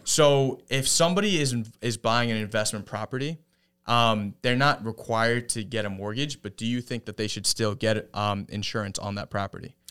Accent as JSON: {"language": "English", "town": "Jericho", "region": "New York", "country": "United States", "said": "I'm from Jericho"}